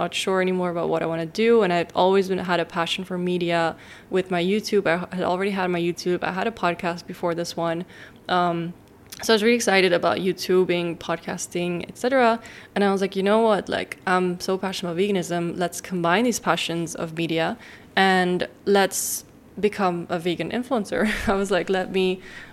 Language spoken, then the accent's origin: English; Amsterdam, North Holland, Netherlands; I was raised in Amsterdam in the Netherlands